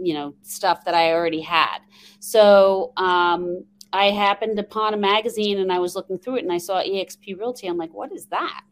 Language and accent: English; New York, United States; accent: New York twang; now in Phoenix, United States; I'm originally from New York, so you will hear a little bit of a New York twang every once in a while. Born and raised there, and now I live in Phoenix, Arizona.